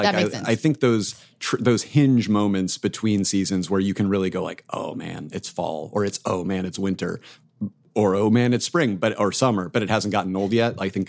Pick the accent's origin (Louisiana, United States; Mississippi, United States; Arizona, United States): Arizona, United States; I grew up in Arizona